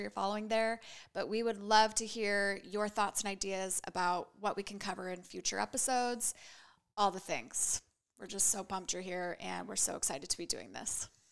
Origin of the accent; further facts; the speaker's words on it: Boise, Idaho, United States; moved away as an adult; also born or lived in San Francisco Bay Area; I was born and raised here in Boise.